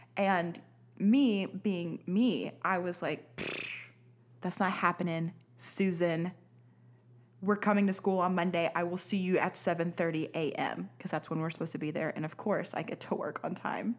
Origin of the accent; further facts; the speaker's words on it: Pine Bluff, Arkansas, United States; I'm from Pine Bluff